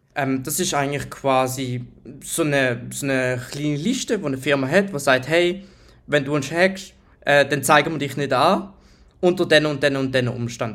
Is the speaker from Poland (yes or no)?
no; Switzerland; Ich bin Schweizer Ethical Hacker